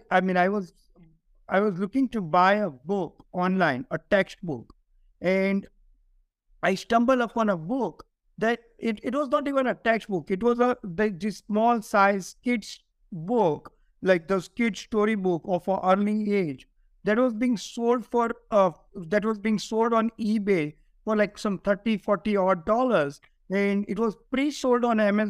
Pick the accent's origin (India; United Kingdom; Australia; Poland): India; moved away as an adult; now in United States; I grew up in India